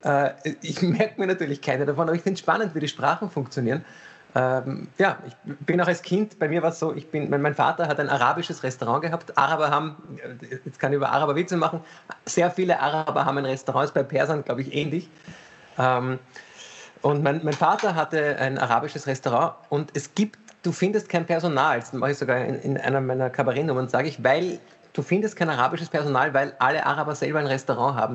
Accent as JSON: {"language": "German", "region": "Vienna", "country": "Austria", "tie": "born or raised there", "first_language": "German", "said": "Ich bin in Wien geboren, habe äh, sehe Deutsch irgendwie als meine Muttersprache"}